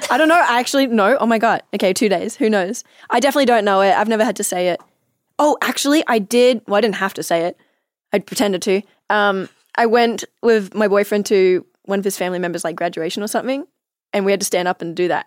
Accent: Australia; accent: Australian; now in Los Angeles, United States; I was Australian

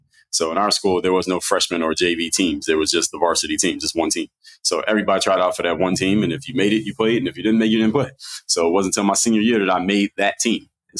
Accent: Philadelphia, Pennsylvania, United States; Philadelphia, Pennsylvania.

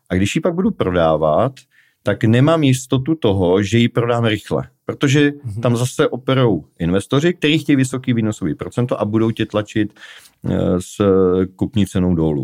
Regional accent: Prague, Czechia; já jsem z Prahy

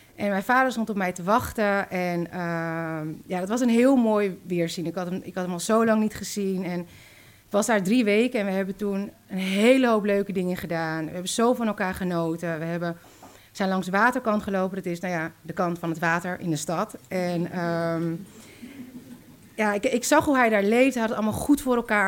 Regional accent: Zaandam, North Holland, Netherlands; En toen zijn ze gaan samenwonen in Zandam, waar ik ben opgegroeid

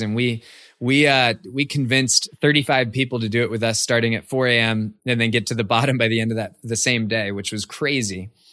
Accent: Cupertino, California, United States; I grew up in the Bay Area of California, and I, I share that because my hometown was Cupertino.

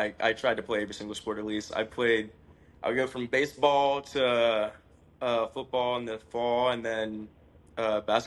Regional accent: Toccoa, Georgia, United States; I grew up in Toccoa in Northeast Georgia, around the border of South Carolina

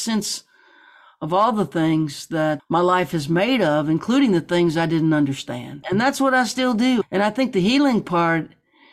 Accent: Baton Rouge, Louisiana, United States; also born or lived in New Orleans; Born in New Orleans, raised in Baton Rouge.

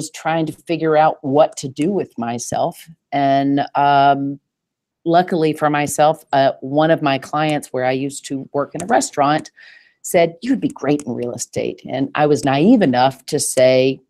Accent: Nashville, Tennessee, United States; accent: Southern; now in New York, United States; I was born and raised in Nashville, Tennessee

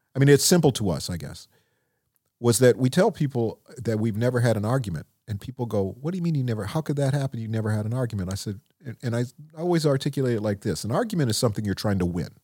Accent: Minneapolis, Minnesota, United States; growing up in Minneapolis

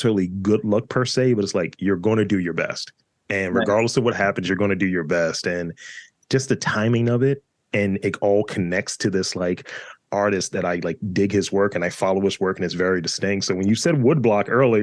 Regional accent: Baltimore, Maryland, United States; I'm from East Baltimore

